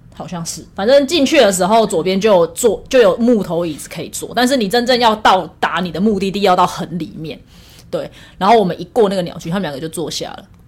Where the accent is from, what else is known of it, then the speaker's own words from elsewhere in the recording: Taiwan; first language Taiwanese Hokkien; now in Taipei, Taiwan; 因为我从小是在就是讲， 就是讲台语长大的啦，我们家的环境都是讲台语。虽然我觉得我上台北之后台语已经退步很多了